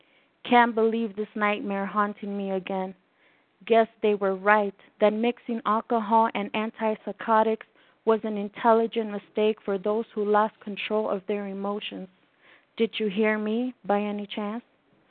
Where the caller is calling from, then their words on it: Mexico City, Mexico; Yes, I am from Mexico City